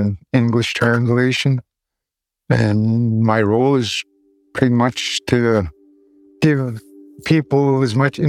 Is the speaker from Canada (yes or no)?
yes; Skidegate, British Columbia, Canada; I'm from Skinnigit. … which means wolfman in English translation.